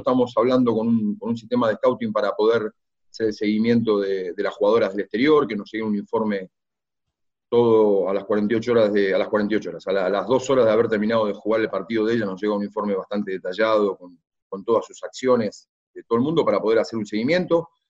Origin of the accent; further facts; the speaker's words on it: Argentina; como argentino, como hombre del básquet